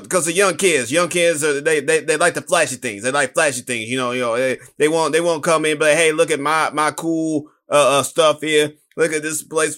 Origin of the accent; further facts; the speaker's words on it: New York, United States; I am also from New York